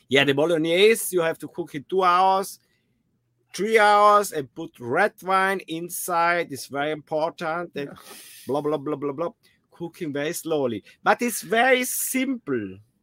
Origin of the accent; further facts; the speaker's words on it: South Tyrol, Trentino-Alto Adige, Italy; I'm from South Tyrol, Italy.